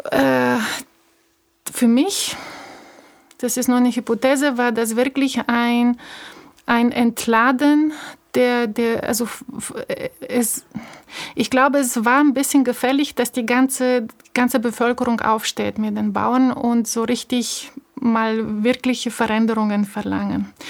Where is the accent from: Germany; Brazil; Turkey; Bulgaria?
Bulgaria; moved away as an adult; ich bin 78 in Bulgarien geboren. Ich war elf, als die Wende kam. Mit 21 habe ich das Land verlassen.